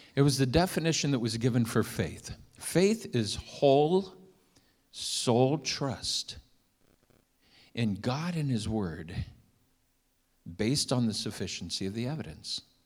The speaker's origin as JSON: {"language": "English", "town": "Milford", "region": "Ohio", "country": "United States", "tie": "born or raised there", "moved": "yes", "said": "we grew up in Milford, Ohio"}